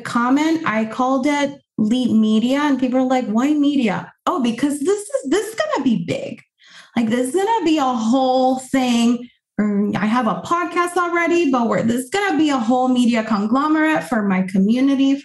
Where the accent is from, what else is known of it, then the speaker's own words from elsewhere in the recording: Puerto Rico; first language Spanish; English is a second language; moved away as an adult; now in United States; I was born and raised in Puerto Rico, I've been in the US for 9 years.